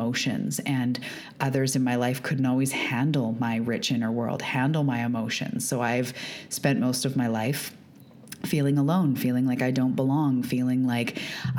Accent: Canada; also born or lived in Vancouver Island, British Columbia; I am also a Canadian. I live off the west coast of Canada on Vancouver Island.

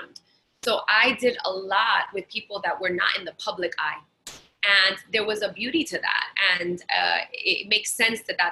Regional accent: New York City, New York, United States; me in Brooklyn and Queens

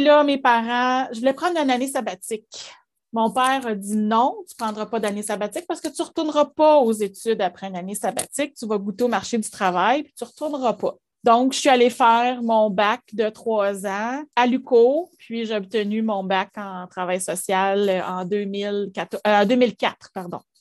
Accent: Gatineau, Quebec, Canada; also born or lived in Ottawa; je suis née à Ottawa, mais on est déménagé ici à Gatineau. J'avais neuf mois

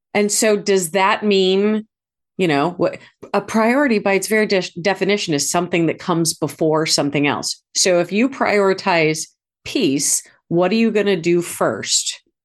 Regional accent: St. Louis, Missouri, United States; moved away; I'd moved back to my hometown of Saint Louis

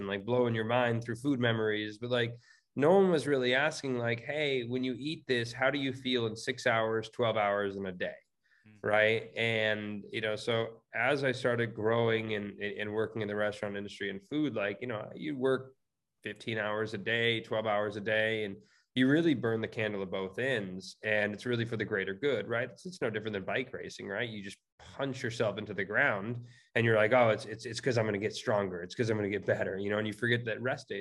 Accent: California, United States; I'm born and raised in California, still live out here

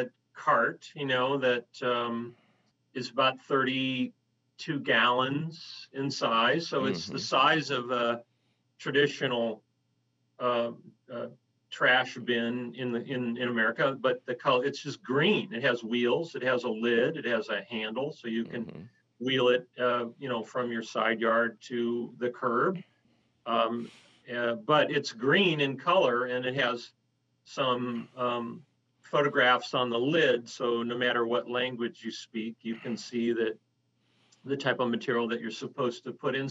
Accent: Minnesota, United States; now in San Francisco, United States; I grew up in Minnesota

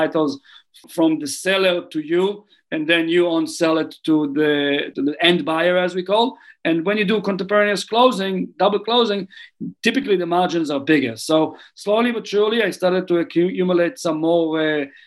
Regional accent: Tel Aviv, Tel Aviv District, Israel; moved away as an adult; now in New Zealand; I grew up in Tel Aviv, which is a big city.

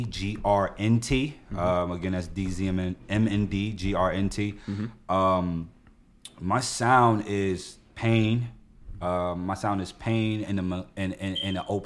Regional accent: Newark, New Jersey, United States; I was born and raised in some of the harshest hoods in that city

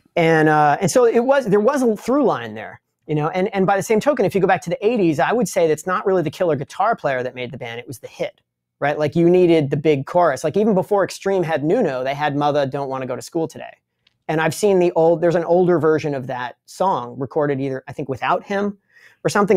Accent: Long Island, New York, United States; I'm from Long Island, which is a part of, uh, the United States

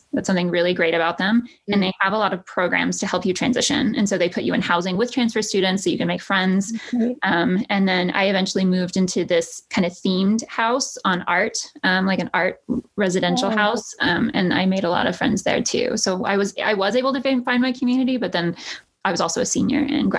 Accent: Texas, United States; moved away as an adult; And then I transferred to somewhere in New York where everyone made fun of my accent, you know. And it was a big culture shock to me, too

